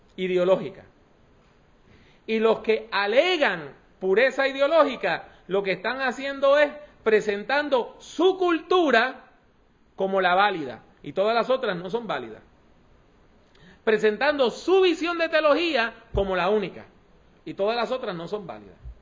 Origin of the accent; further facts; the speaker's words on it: Puerto Rico; yo soy puertorriqueño, caribeño